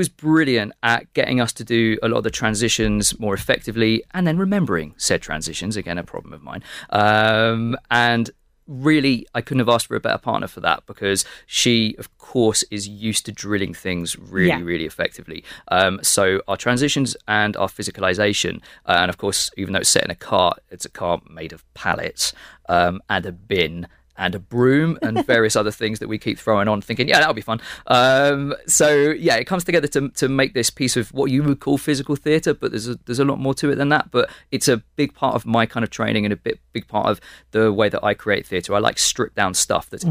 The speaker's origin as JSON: {"language": "English", "region": "London", "country": "United Kingdom", "tie": "born or raised there", "moved": "as an adult", "lives_now": "Dublin, Ireland", "said": "growing up in London"}